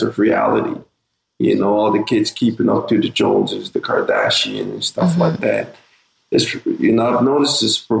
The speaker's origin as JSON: {"language": "English", "town": "Montreal", "region": "Quebec", "country": "Canada", "tie": "born or raised there", "also_born_or_lived": "Saint Vincent and the Grenadines", "said": "I was born in the Caribbean. You know, a small island in St. Vincent. My family and my parents, you know, brought us to Canada. We reside here in Lower Burgundy, Montreal"}